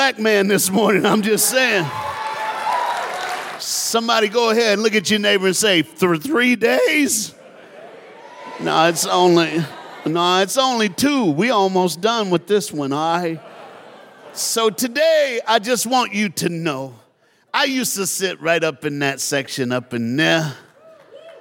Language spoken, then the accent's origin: English; Tennessee, United States; now in South Florida, United States; I live in South Florida, I was born in Tennessee, so you got a black Southern preacher up in your house